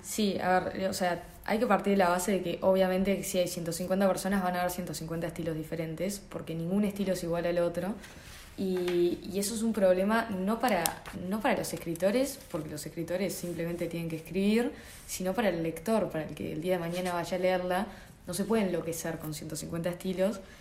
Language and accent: Spanish; Montevideo, Uruguay